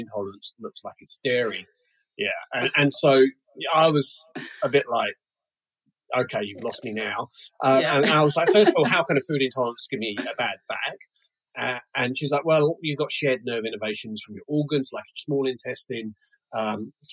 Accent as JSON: {"language": "English", "region": "London", "country": "United Kingdom", "also_born_or_lived": "United States", "moved": "yes", "lives_now": "New Zealand", "said": "I'm originally from London"}